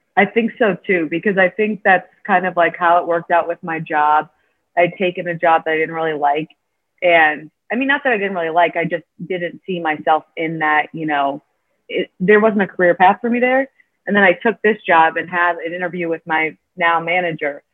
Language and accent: English; Illinois, United States; now in Chicago, United States; I've been from, you know, Illinois my whole life, but I've always lived in the suburbs.